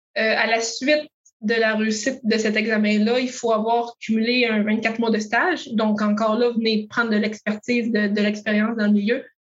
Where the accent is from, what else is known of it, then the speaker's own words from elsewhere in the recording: Montérégie, Quebec, Canada; moved away as an adult; also born or lived in Matane / Rimouski; je suis native de la Montérégie, mais différents projets personnels m'ont fait adopter l'Est du Québec